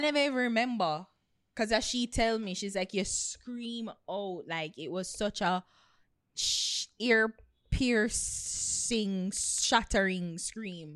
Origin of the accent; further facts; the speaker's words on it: Portland Parish, Jamaica; I come from Portland